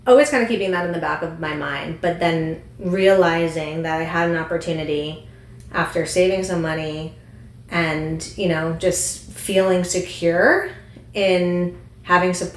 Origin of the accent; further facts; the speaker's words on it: upstate New York, United States; moved away as an adult; now in Austin, United States; I'm originally from New York. I grew up in upstate New York, and then I lived in New York City for almost a decade